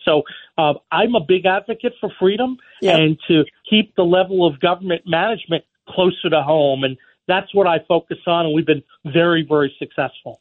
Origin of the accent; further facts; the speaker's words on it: New York City, New York, United States; now in West Virginia, United States; I was born in New York